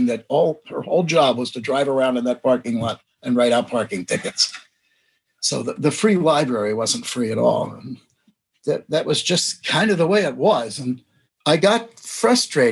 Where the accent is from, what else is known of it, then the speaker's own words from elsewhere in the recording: New Jersey, United States; moved away as an adult; I went back to where I grew up in New Jersey